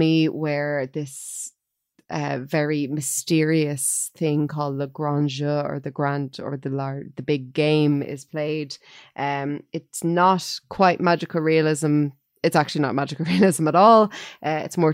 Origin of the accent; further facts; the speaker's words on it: Ireland; as an Irish person